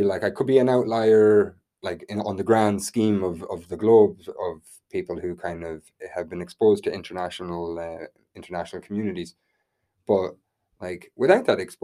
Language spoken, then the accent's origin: English; west of Ireland, Ireland; my hometown, which is kind of quite a small town in the west of Ireland